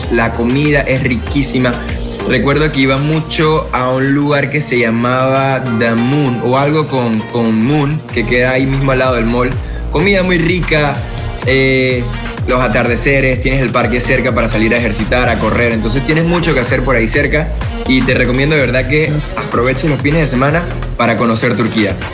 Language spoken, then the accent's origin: Spanish; Panama; Bueno, yo ahorita mismo me encuentro, gracias a Dios, ya nuevamente en mi tierra